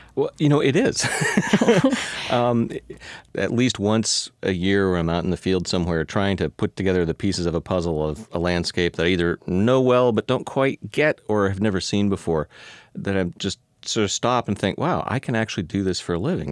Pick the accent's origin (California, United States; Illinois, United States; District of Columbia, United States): California, United States; Palo Alto; now in Seattle, United States; I grew up in California